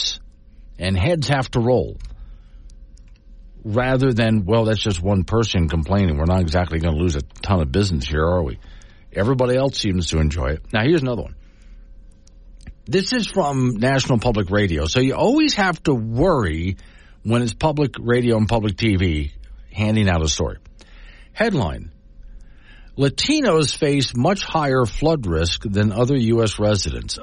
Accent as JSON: {"language": "English", "town": "Sanibel", "region": "Florida", "country": "United States", "tie": "born or raised there", "said": "my hometown of Sanibel Island, Florida"}